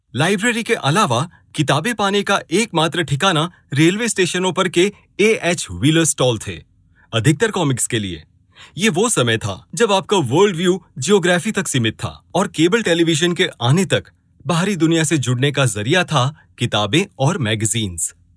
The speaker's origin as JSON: {"language": "Hindi", "town": "Anand", "region": "Gujarat", "country": "India", "tie": "born or raised there", "said": "मैं नब्बे के दशक में गुजरात के छोटे से शहर आनंद में पला बड़ा हूँ"}